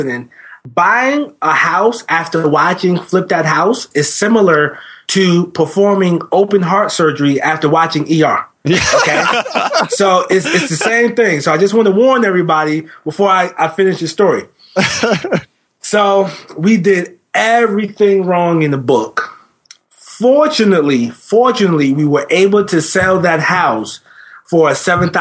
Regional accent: New Jersey, United States; I was born and raised in New Jersey.

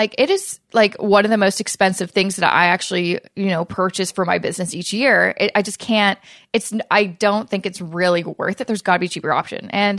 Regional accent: Canada; especially as a Canadian

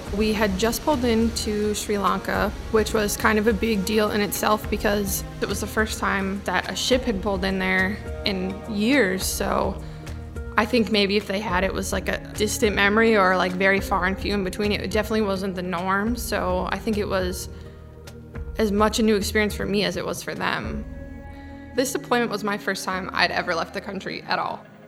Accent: Milwaukee, Wisconsin, United States; moved away as an adult; I'm from Milwaukee, Wisconsin, and this is my sea story. I grew up on the shores of Lake Michigan

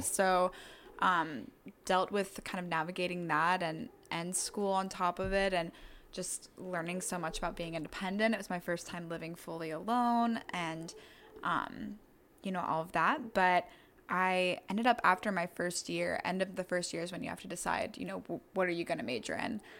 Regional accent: Durham, North Carolina, United States; born and raised in Durham County

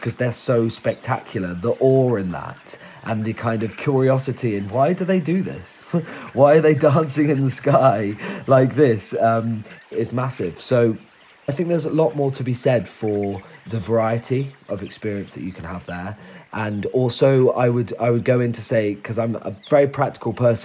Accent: Somerset, South West England, United Kingdom; I grew up in Somerset, so I still work there

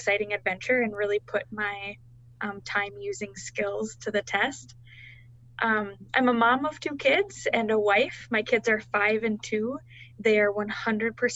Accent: Fargo, North Dakota, United States; I was born and raised in the Fargo-Moorhead area in North Dakota.

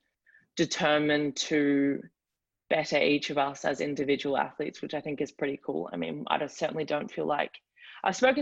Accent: Australia; accent: Australian; moved away as an adult; now in Miami, United States; are you Australian

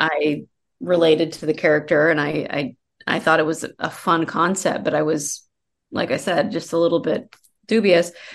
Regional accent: Colorado, United States; moved away as an adult; also born or lived in Iowa / Denver; now in Los Angeles, United States; I grew up in Iowa and Colorado.

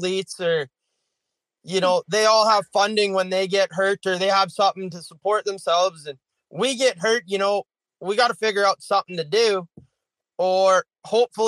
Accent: Alberta, Canada; now in Manitoba, Canada; I'm originally from Alberta.

